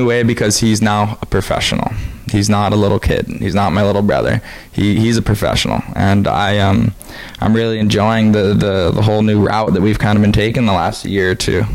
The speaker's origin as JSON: {"language": "English", "area": "Maui", "region": "Hawaii", "country": "United States", "tie": "born or raised there", "said": "my hometown, places I've seen my whole life"}